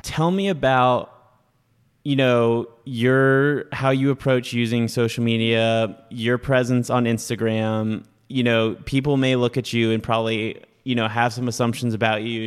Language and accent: English; North Carolina, United States; moved away as an adult; also born or lived in Auburn, Alabama / Birmingham, Alabama; I grew up in North Carolina